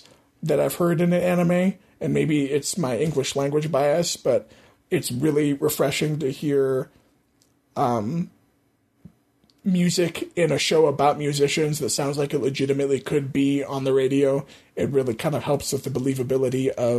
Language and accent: English; United States; as an American